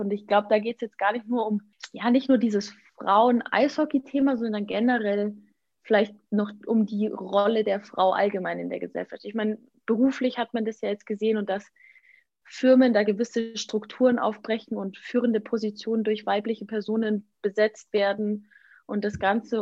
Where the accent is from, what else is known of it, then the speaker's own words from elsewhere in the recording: Germany; bei uns in Deutschland